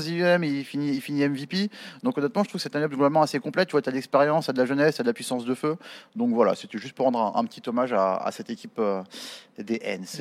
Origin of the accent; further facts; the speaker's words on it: France; nous aussi en tant que Français